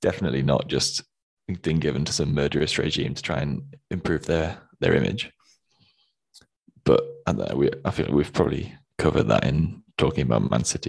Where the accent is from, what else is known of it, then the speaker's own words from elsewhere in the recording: Nottingham, East Midlands, United Kingdom; It's I'm from Nottingham.